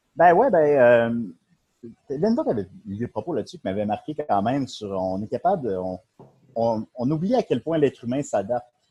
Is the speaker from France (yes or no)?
no; Charny, Quebec, Canada; also born or lived in Havre-Saint-Pierre; mais j'ai déménagé à Charny à trois ans.